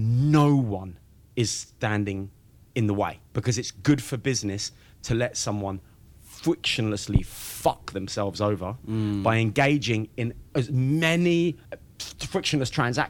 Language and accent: English; Essex, East of England, United Kingdom; I'm from Essex, right?